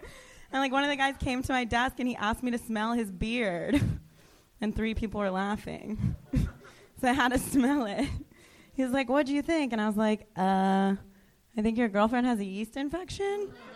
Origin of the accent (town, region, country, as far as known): Florida, United States; now in Los Angeles, United States